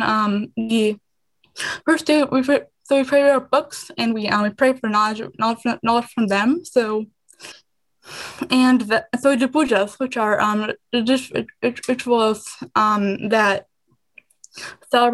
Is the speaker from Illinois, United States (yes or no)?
yes; Illinois, United States; also born or lived in India; I came to U.S. when I was 2. I came to Illinois when I was 5